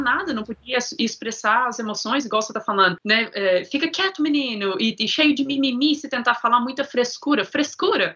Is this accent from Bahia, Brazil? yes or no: no; Divinópolis, Minas Gerais, Brazil; accent: Boston; moved away as an adult; also born or lived in Boston, United States; now in Florida, United States; eu cresci lá em Divinópolis, Minas Gerais